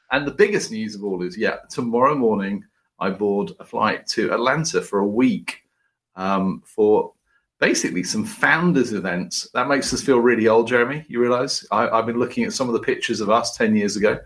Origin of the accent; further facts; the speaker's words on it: United Kingdom; as a Brit